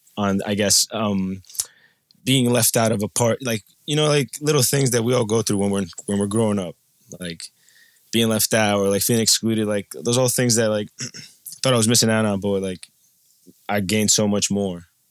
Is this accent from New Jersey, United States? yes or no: yes; New Jersey, United States; also born or lived in Colombia; I'm from New Jersey, and I'm a traveler